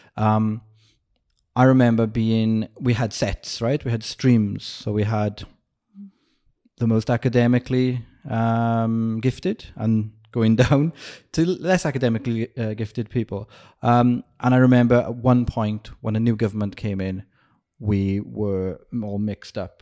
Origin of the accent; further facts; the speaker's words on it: Wales, United Kingdom; moved away; I grew up in Wales and it's next to England